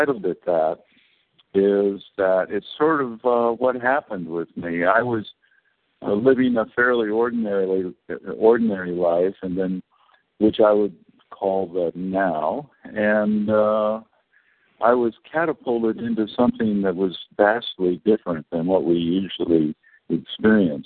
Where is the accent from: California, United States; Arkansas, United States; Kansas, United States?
California, United States; I was born in California to a good family